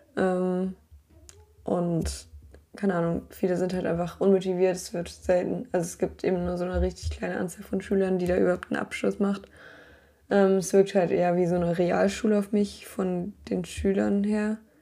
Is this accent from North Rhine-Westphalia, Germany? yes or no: no; Berlin, Germany; now in Ireland; Bin ich halt aus Berlin gewohnt.